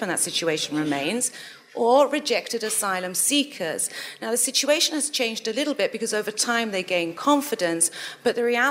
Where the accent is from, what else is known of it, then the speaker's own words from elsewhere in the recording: Malta; I'm from Malta